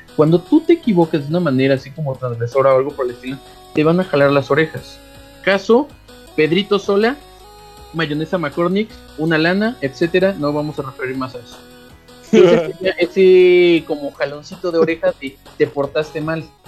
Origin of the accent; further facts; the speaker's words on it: Mexico; somos todos los de friquiñores somos mexicanos